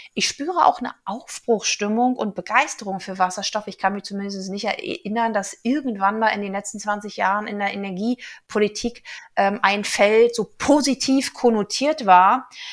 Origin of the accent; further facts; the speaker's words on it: Brandenburg, Germany; moved away; in meiner alten Heimat Brandenburg